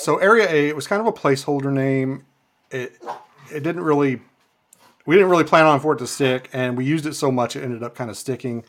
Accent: Muhlenberg County, western Kentucky, United States; moved away as an adult; now in Alaska, United States; I was born in Kentucky, uh, raised down there in, in Kentucky, in, uh, western Kentucky, in a place called Muhlenberg County

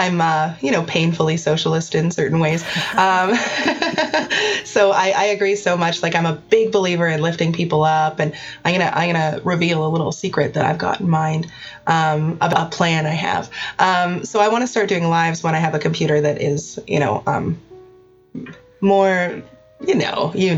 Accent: Canada; I'm Canadian

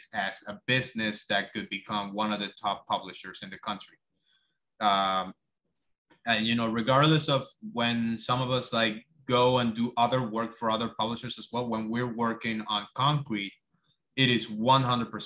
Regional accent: Cuba; moved away as an adult; now in United States; I moved to the States from Cuba when I was 19. I moved by myself.

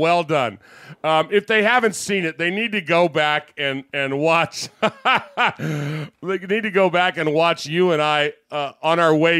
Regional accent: Jackson, Tennessee, United States; We're the ones from Jackson, Tennessee.

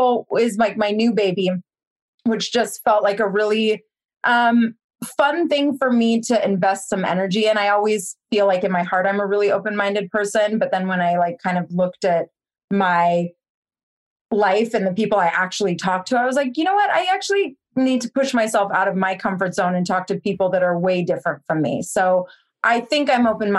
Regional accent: Cupertino, California, United States; I grew up in Cupertino, which is the home of the Apple computers

